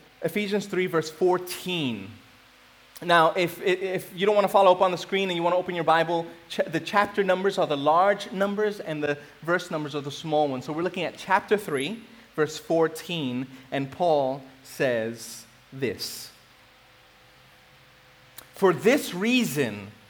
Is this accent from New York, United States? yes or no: yes; New York City, New York, United States; moved away as an adult; I grew up in New York City. I've been here for about 8 years